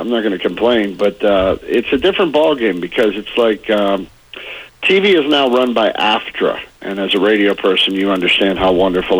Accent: Pittsburgh, Pennsylvania, United States; I'm still a neighborhood guy, man.

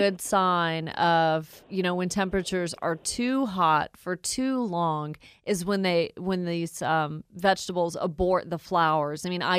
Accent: Woodstock, Georgia, United States; Really glad to have Lauren on the line calling from my hometown of Woodstock.

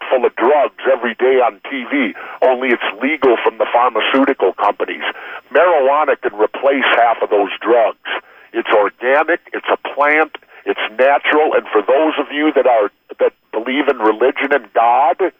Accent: Minnesota, United States; He grew up in my home state.

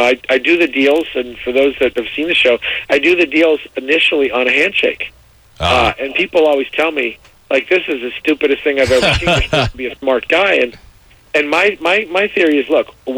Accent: Miami, Florida, United States; down in Miami, which is my hometown where I'm from.

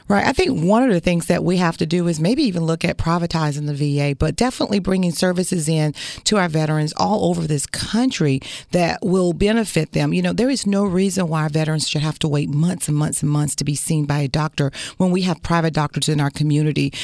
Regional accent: Florida, United States; I come from this community

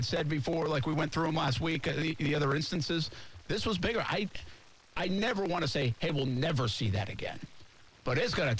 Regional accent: New England, United States

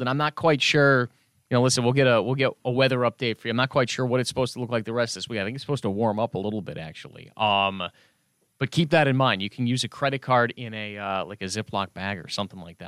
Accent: Chicago, Illinois, United States; now in Orlando, United States; I'm originally from Chicago

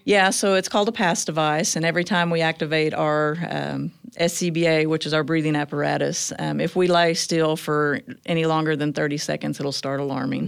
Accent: Choctaw, Oklahoma, United States; now in Tulsa, United States; I grew up in Choctaw, Oklahoma, which is east of Oklahoma City

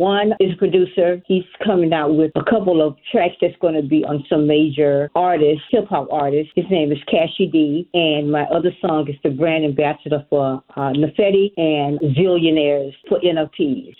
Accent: Dania Beach, Florida, United States; moved away; also born or lived in Atlanta, Georgia; I'm from Dania Beach, Hollywood. I moved to Atlanta, me and my mom, but I'm originally from Dania Beach, Hollywood, Florida.

